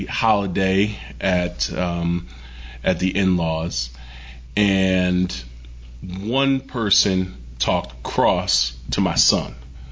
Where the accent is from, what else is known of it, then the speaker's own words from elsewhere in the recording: Connecticut, United States; moved away; I grew up in Connecticut, so I'm from the New